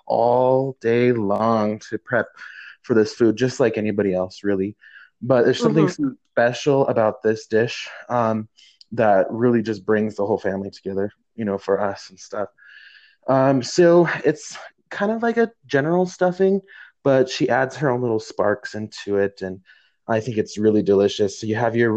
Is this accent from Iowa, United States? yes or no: no; New Mexico, United States; right here in New Mexico in my home state.